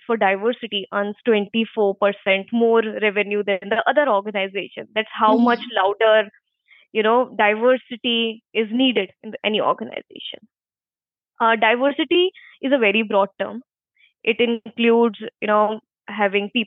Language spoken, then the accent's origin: English; Agra, Uttar Pradesh, India; moved away; also born or lived in Mumbai; I'm basically from Agra, and I have done bachelor's in commerce from St. John's College.